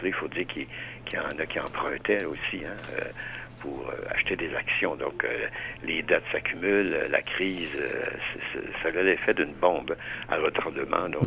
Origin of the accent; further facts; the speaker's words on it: Quebec, Canada; moved away; Nous, quand on a déménagé, par exemple, de la Gaspésie euh, euh, pour s'en venir dans, la région de Montréal